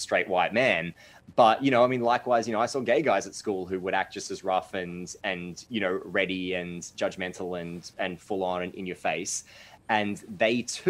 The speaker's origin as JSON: {"language": "English", "town": "Mansfield", "country": "Australia", "tie": "born or raised there", "said": "I was growing up in Mansfield"}